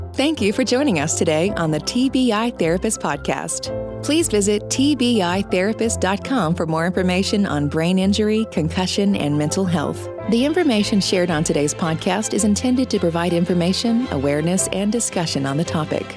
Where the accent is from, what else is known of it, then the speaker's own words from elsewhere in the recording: the South, United States; I'm from the South